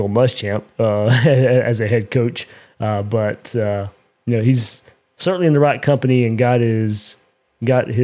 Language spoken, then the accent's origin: English; South Georgia, United States; I grew up in South Georgia